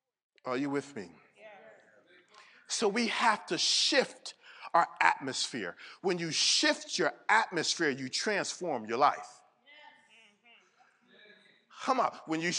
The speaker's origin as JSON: {"language": "English", "region": "Connecticut", "country": "United States", "said": "now, if you know where I came from, I came from Connecticut."}